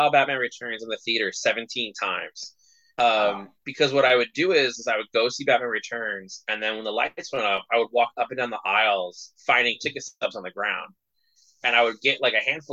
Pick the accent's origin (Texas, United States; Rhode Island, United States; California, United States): California, United States; I grew up in California